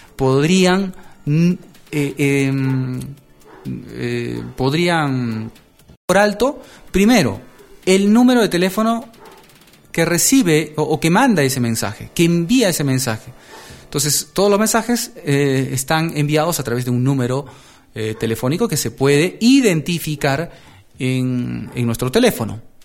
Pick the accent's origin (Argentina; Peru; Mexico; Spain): Peru; aquí en mi país, Perú